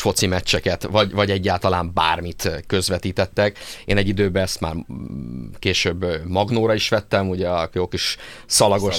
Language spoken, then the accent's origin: Hungarian; Szeged, Csongrád-Csanád, Hungary; én, én szegedi vagyok